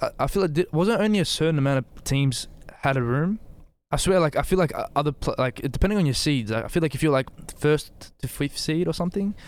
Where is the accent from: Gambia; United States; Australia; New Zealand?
Australia; also born or lived in Bosnia and Herzegovina; I'm Australian and Bosnian